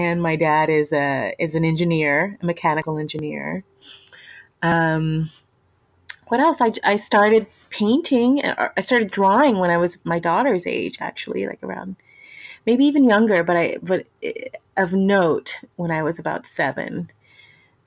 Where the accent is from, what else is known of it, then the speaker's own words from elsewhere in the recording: Houston, Texas, United States; I'm from Texas, born and raised in Texas. Grew up in Houston